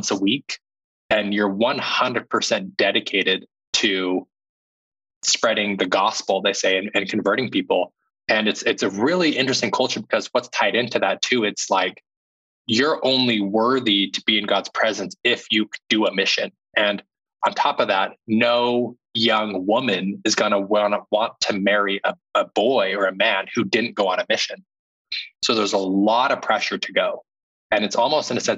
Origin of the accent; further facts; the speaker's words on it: Utah, United States; growing up, I grew up in Utah.